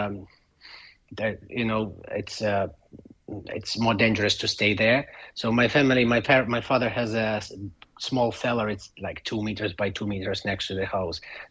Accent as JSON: {"language": "English", "country": "Ukraine", "tie": "born or raised there", "second_language": "English", "moved": "yes", "lives_now": "Ireland", "said": "my hometown"}